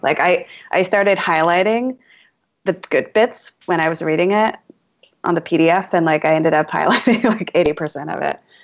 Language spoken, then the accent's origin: English; Alameda, California, United States; my hometown is a little island town in the East Bay, San Francisco Bay Area